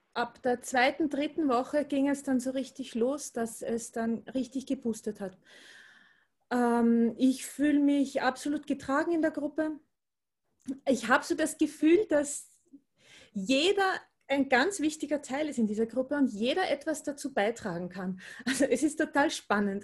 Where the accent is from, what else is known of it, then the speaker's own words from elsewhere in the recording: Austria; Ich komme aus Österreich, wie man wahrscheinlich hören wird.